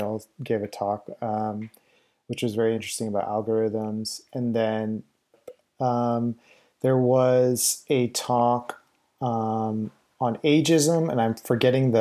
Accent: Winnipeg, Manitoba, Canada; born or raised there; moved away

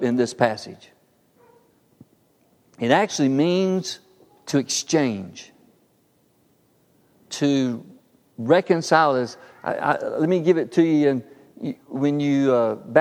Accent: Harpersville, Alabama, United States; my little world growing up in Harpersville

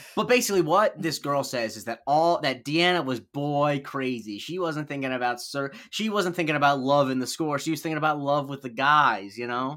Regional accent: Florida, United States; I grew up in Florida

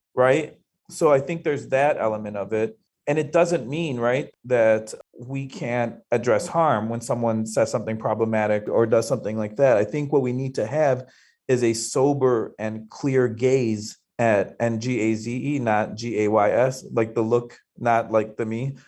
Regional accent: Chicago, Illinois, United States; I um, am born and raised in Chicago, and I grew up on the South Side

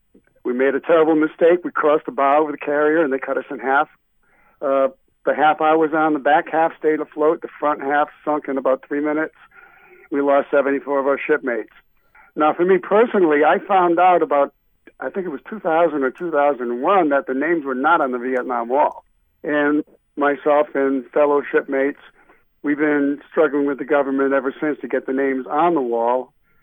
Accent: Rhode Island, United States; now in Connecticut, United States; Yeah, well, I've been living in Connecticut ever since the the collision of the Evans. Prior to that, I was born and raised in Rhode Island, and been a lifelong musician.

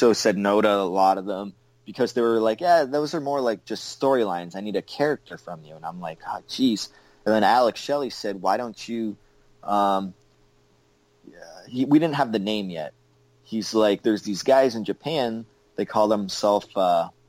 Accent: Canada; I'm Canadian

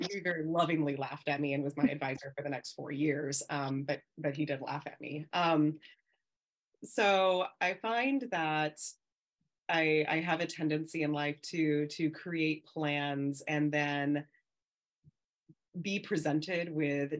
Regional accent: Southern California, United States; So I hail from Southern California. Born and raised in California pretty much the entirety of my life

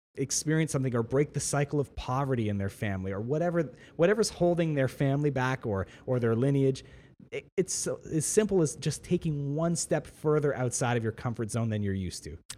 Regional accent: Ontario, Canada; I'm a Canadian citizen. In, uh, in on, in Canada and in Ontario, I have a right to education.

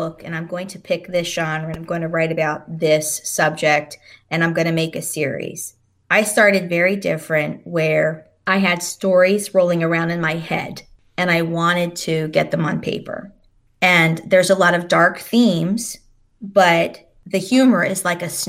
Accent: New Jersey, United States; moved away as an adult; also born or lived in North Carolina; growing up in South Jersey

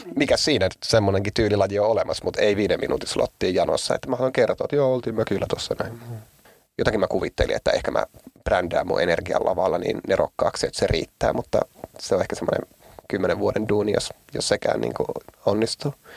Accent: Oulu, North Ostrobothnia, Finland; mä oon Oulusta ja me ei olla lestadiolaisia

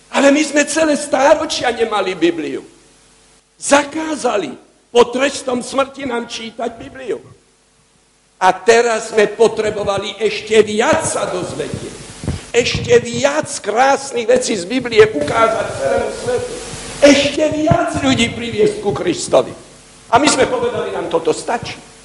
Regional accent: Slovakia

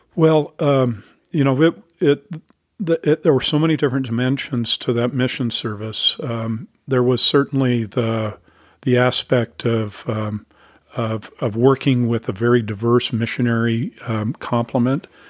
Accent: Salt Lake City, Utah, United States; moved away as an adult; now in Falls Church, Virginia, United States; I grew up in Salt Lake City

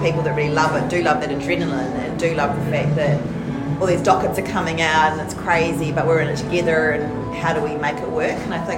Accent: Christchurch, Canterbury, New Zealand; Yeah, I'm from Christchurch.

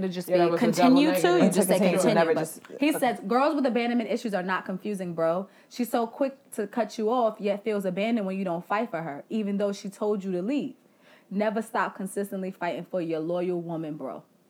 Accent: Bronx, New York, United States; I am from the Bronx.

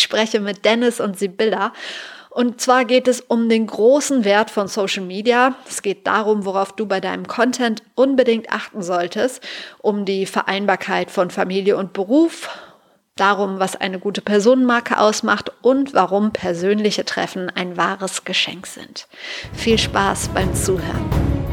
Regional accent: Sauerland, North Rhine-Westphalia, Germany; moved away; Wir kommen alle aus dem Sauerland

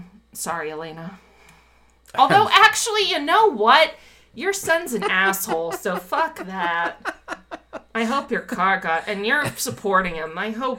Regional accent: Florida, United States; moved away; I came from Florida. We have no inclines.

